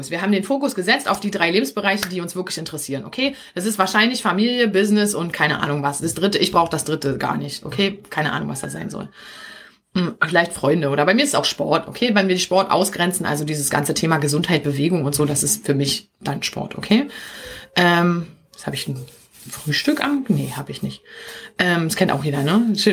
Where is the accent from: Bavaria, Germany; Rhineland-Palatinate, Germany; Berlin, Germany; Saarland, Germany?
Berlin, Germany; accent: Berlin dialect; now in Brandenburg, Germany; Also ich bin ja hier in Brandenburg, ja. Ich liebe meinen Berliner Dialekt.